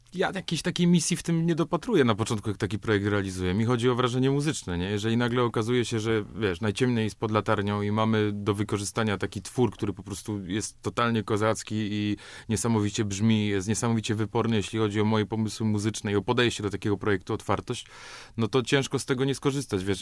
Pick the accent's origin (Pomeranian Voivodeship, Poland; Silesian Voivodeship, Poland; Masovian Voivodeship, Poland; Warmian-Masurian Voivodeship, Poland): Silesian Voivodeship, Poland; Katowice; Nie wiem, on tam stał po prostu, ja urosłem koło niego